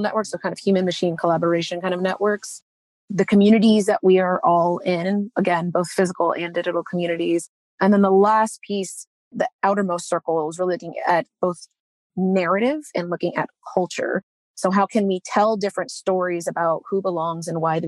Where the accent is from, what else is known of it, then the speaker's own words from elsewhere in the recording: Texas, United States; moved away as an adult; I grew up in Texas, but didn't really feel like I was from there.